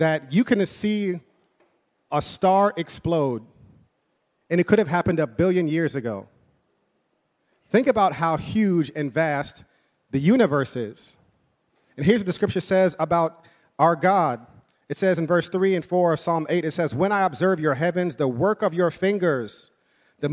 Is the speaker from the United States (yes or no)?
yes; New York City, New York, United States; I'm from, born and raised in New York